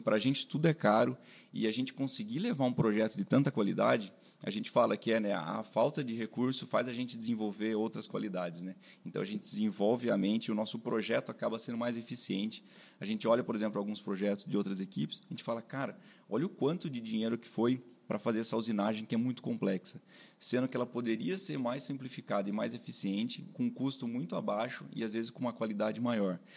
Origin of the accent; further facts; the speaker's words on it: Sorocaba, São Paulo, Brazil; also born or lived in Itajubá, Minas Gerais; eu sou daqui de Sorocaba mesmo